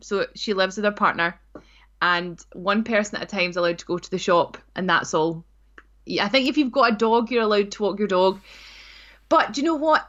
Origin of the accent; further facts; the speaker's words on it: North Ayrshire, Scotland, United Kingdom; I grew up in North Ayrshire